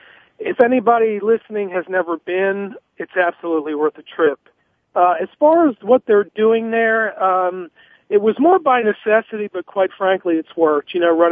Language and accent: English; United States; I grew up near Philly